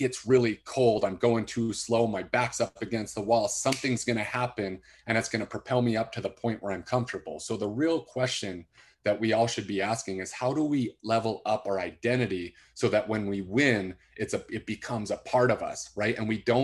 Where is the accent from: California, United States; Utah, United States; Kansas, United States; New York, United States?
Utah, United States; West Valley City; I grew up in West Valley, which was not the rich side of town.